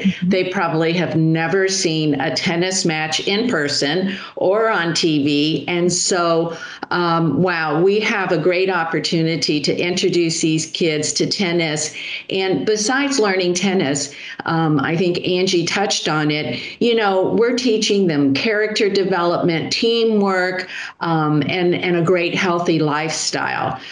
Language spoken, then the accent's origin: English; Miami, Florida, United States; I was born and raised in Miami. So for me, this is home